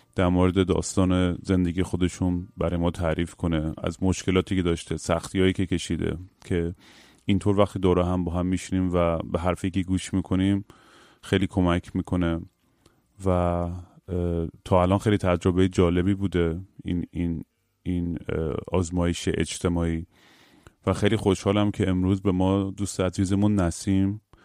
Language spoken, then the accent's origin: Persian; Bushehr, Bushehr Province, Iran; منم بوشهر زیاد بودم دیگه بچه بوشهرم